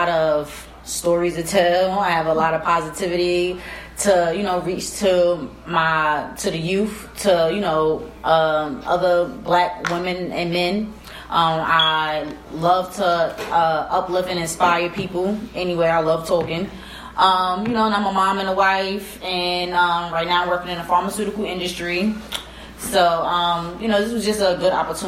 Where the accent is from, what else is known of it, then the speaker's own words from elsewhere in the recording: New York City, New York, United States; moved away; also born or lived in North Carolina; I grew up in Far Rockaway, Queens, New York